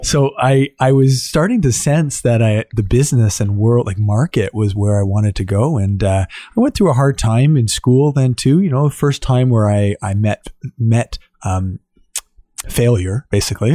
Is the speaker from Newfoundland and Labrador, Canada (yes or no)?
no; Ottawa, Ontario, Canada; I was born and raised here in Ottawa